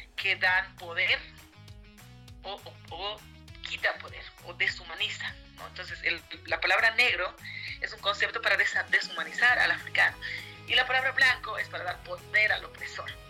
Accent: Canavi, Yungas, La Paz, Bolivia; now in Cochabamba, Bolivia; soy de los Yungas de La Paz, de Canavi

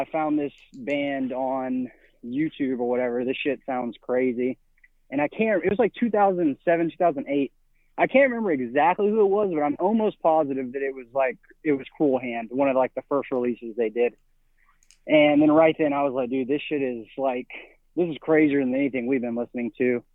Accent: Mobile, Alabama, United States; moved away as an adult; also born or lived in Nashville, Tennessee; now in Pensacola, United States; I grew up in Mobile, Alabama

